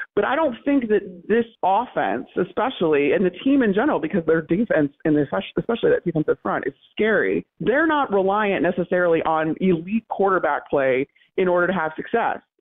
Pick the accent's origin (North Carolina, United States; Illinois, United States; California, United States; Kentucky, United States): Illinois, United States; outside of Chicago; moved away as an adult; also born or lived in Tampa; I grew up outside of Chicago, grew up a Bears fan